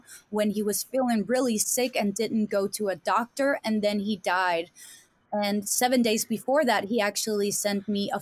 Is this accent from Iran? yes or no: no; Denmark; English is a second language; I'm from Denmark, and people don't know where it is